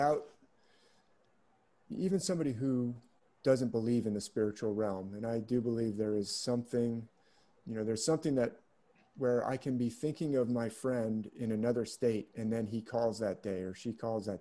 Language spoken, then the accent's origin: English; San Francisco, California, United States; also born or lived in San Mateo; when I was growing up in San Francisco, they had them in like the Golden Gate Park.